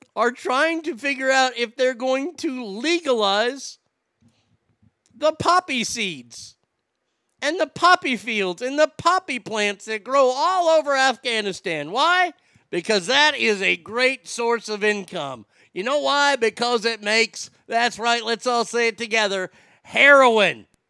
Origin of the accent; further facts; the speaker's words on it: United States; moved away; I was raised in America where we were told to be independent